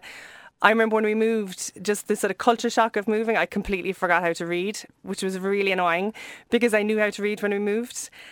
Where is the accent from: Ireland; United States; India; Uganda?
Ireland; Cobh, Munster; we grew up in Cove, which is really near here